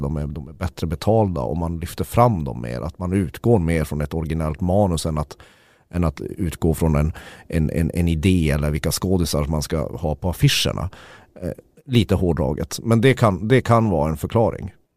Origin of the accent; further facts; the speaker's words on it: Sweden; som svensk